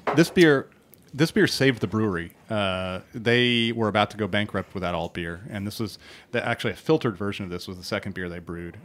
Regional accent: Portland, Oregon, United States; my hometown uh, of Portland, Oregon

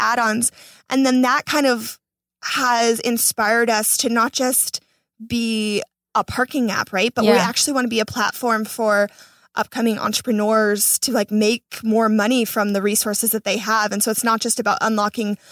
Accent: Florida, United States; moved away as an adult; now in Los Angeles, United States; I'm not from LA. I'm from Florida

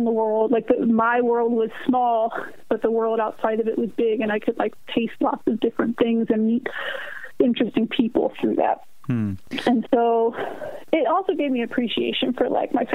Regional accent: Baltimore, Maryland, United States; also born or lived in Brooklyn, New York / Jersey shore, New Jersey; now in Esperance, United States; I still have, like, tremendous love for my hometown

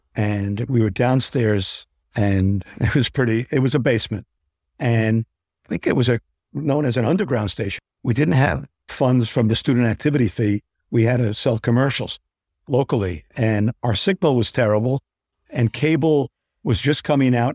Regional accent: Englewood, New Jersey, United States; I worked local cable television news in my hometown in Englewood, New Jersey

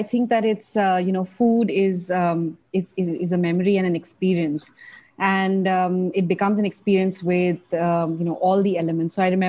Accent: Mumbai, Maharashtra, India; from Mumbai, India, and I'm a pastry chef.

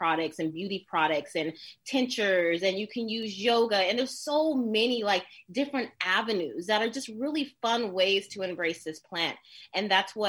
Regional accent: Oakland, California, United States; I'm from East 69th, Oakland, the Ville

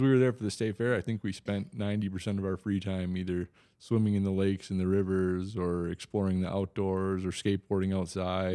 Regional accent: Wisconsin, United States; accent: Wisconsin; now in Oklahoma, United States; I'm originally from Wisconsin.

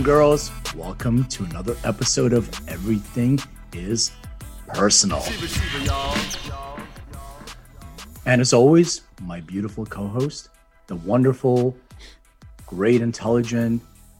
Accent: Philadelphia, Pennsylvania, United States; I'm a Philly guy

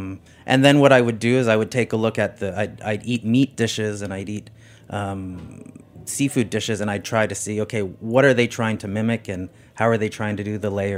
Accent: Canada; I am a Canadian.

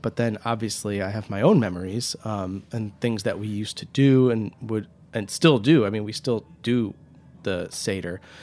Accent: Huntington Woods, Michigan, United States; also born or lived in Royal Oak, Michigan / Ann Arbor, Michigan; now in New York, United States; I was born in Royal Oak, Michigan. I grew up in Huntington Woods, Michigan, um, just outside of Detroit

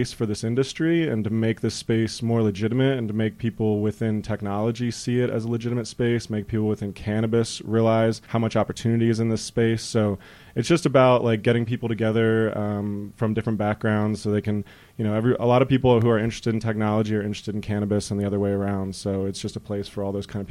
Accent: East Coast, United States; moved away as an adult; also born or lived in Washington, D.C.; now in Colorado, United States; I come from the East Coast. I went to school in D.C. I came out here about 4 years ago.

